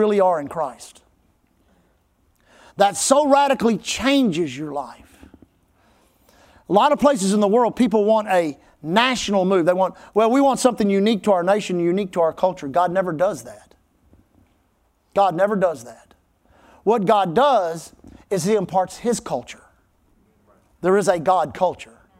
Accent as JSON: {"language": "English", "region": "Texas", "country": "United States", "said": "We always say Texas. We never say America"}